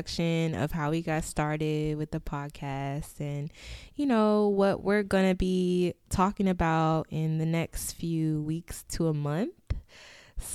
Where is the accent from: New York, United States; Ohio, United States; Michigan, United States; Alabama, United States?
New York, United States; New York City; now in Atlanta, United States; I live in Atlanta currently. I'm originally from Queens, New York